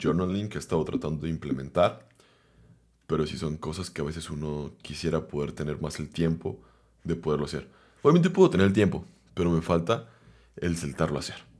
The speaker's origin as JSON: {"language": "Spanish", "town": "Guadalajara", "region": "Jalisco", "country": "Mexico", "tie": "born or raised there", "said": "vengo de Guadalajara"}